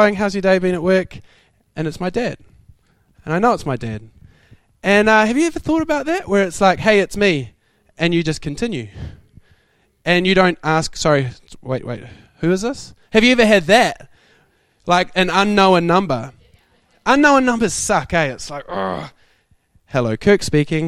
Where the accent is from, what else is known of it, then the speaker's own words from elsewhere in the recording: New Zealand; I'm from New Zealand.